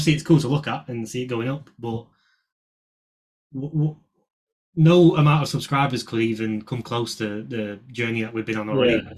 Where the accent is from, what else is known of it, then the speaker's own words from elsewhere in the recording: North England, United Kingdom; we're from England, obviously. We're both from North England, but Aaron moved down to London just before COVID hit.